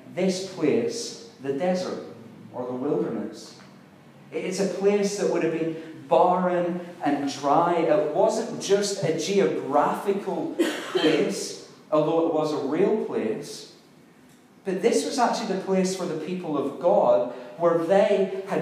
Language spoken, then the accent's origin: English; Ireland; I'm Irish